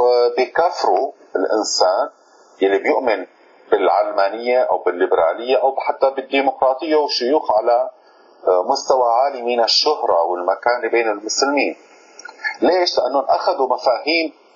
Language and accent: Arabic; Syria; عندنا في سوريا